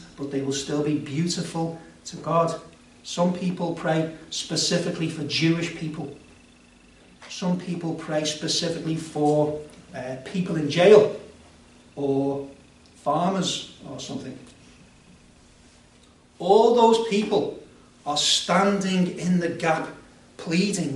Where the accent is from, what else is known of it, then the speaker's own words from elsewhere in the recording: Liverpool, North West England, United Kingdom; I also think of myself as British and Scouser.